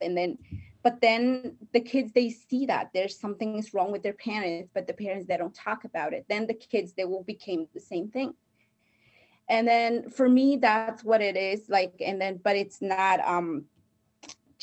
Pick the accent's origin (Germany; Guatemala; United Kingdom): Guatemala; first language Spanish; English is a second language; moved away; I am from Guatemala, and my first language is Spanish.